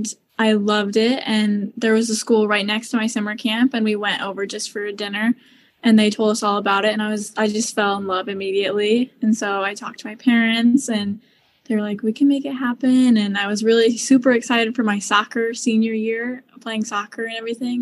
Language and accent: English; Bristol, Indiana, United States; also born or lived in Colorado; I am from Bristol, Indiana, which is very northern Indiana, almost in Michigan